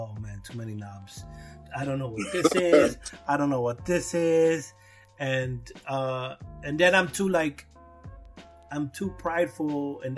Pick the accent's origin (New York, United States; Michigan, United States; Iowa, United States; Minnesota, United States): New York, United States; New York City; I'm from Brooklyn. I was here in the birth of hip hop.